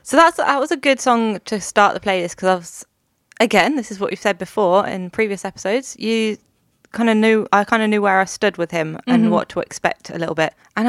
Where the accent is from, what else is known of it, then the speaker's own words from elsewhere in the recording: United Kingdom; moved away as an adult; now in Australia; I'm British.